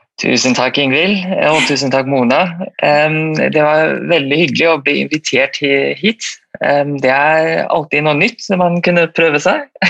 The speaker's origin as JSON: {"language": "Norwegian", "country": "Malaysia", "also_born_or_lived": "St. Petersburg, Russia", "moved": "yes", "lives_now": "Norway", "said": "Jeg er opprinnelig fra Malaysia."}